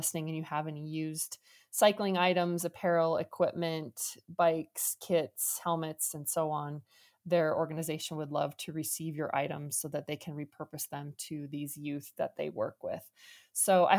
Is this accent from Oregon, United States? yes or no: no; Omaha, Nebraska, United States; I'm from Omaha